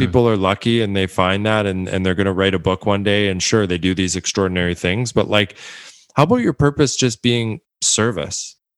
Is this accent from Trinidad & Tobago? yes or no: no; Edmonton, Alberta, Canada; my hometown, my home city, Edmonton, Alberta, Canada